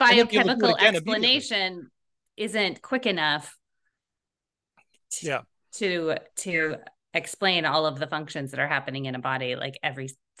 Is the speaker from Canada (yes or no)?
yes; Canada; growing up in Canada and then, you know, living at high latitudes a lot of the time.